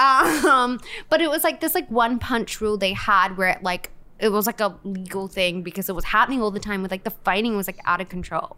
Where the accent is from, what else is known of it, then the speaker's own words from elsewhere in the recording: Perth, Western Australia, Australia; moved away; I'm from Australia.